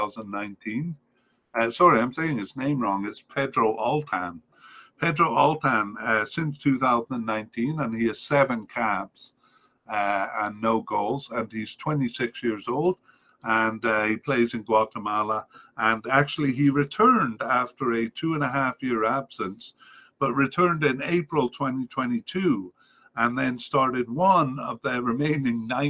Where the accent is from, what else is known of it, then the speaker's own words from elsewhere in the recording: Cardiff, Wales, United Kingdom; we come from Cardiff. I was raised in Cardiff